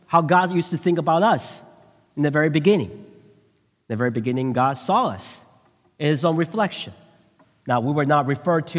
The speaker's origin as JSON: {"language": "English", "area": "Bay Area", "region": "California", "country": "United States", "tie": "born or raised there", "also_born_or_lived": "Taiwan", "said": "I went to middle school, and it was in the Bay Area."}